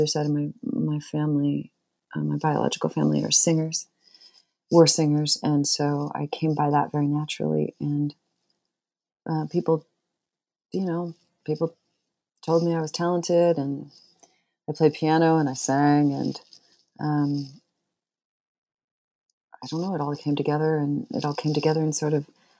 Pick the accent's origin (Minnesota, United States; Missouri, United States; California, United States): California, United States; Torrance; now in Bloomington, United States; I grew up in Torrance, which is one of the south suburbs